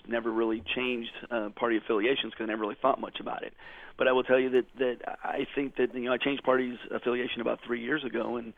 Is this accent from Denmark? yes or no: no; Germany; born there; I grew up as an Army brat. I was born in Germany to the son of a career Army officer.